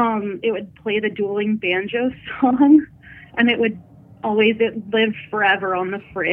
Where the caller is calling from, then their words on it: Northern Ontario, Canada; I'm calling from Northern Ontario.